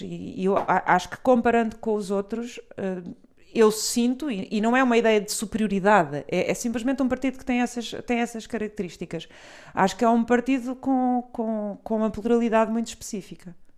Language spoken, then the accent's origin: Portuguese; Portugal; also born or lived in Brazil / Lisbon; eu, eu não nasci cá, nasci no Brasil, mas vim muito pequena